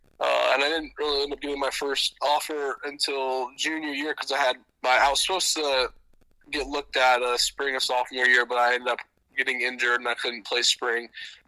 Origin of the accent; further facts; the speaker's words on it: Tampa, Florida, United States; We ended up in Tampa because my dad played for the Bucks. That's how we kind of ended up here. I grew up going to Florida games.